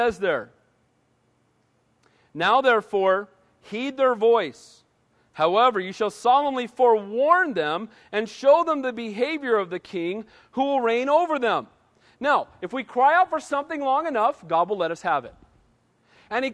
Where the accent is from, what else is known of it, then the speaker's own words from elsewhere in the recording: United States; I'm an American, and I love being an American. I'm blessed to live in this country.